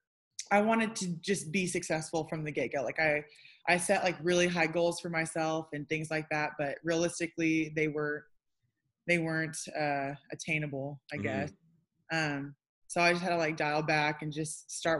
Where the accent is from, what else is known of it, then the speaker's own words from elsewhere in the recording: Tulsa, Oklahoma, United States; Born and raised in Tulsa, Oklahoma.